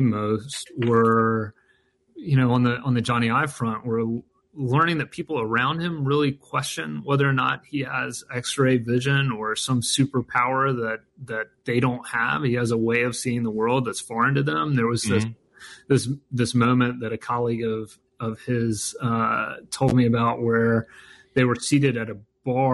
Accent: North Carolina, United States; I'm from the Southeast. I grew up in North Carolina.

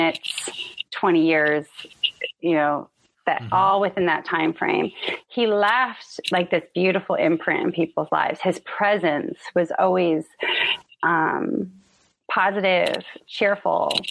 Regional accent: San Diego, California, United States; born or raised there

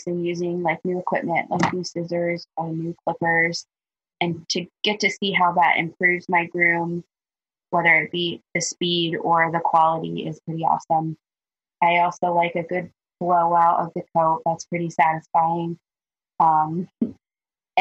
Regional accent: Columbus, Ohio, United States; I was born and raised in Columbus, Ohio.

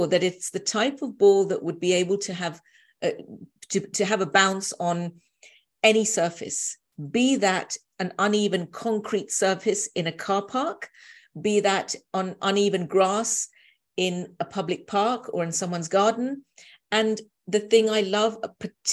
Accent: London, United Kingdom; being a Londoner

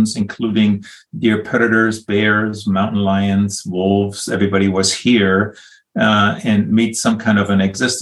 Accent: Northern Germany, Germany; English is a second language; moved away as an adult; now in United States; I grew up in Northern Germany, came to the U.S. some 30 years ago

